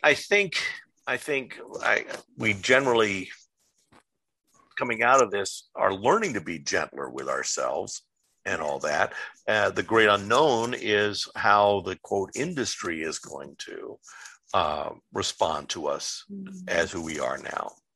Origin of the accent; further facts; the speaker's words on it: Los Angeles, California, United States; moved away as an adult; also born or lived in Chicago / upstate New York; now in New York, United States; I was born and raised in Southern California. I'm a, uh, a uh, Los Angelino, um, growing up and uh, love my home city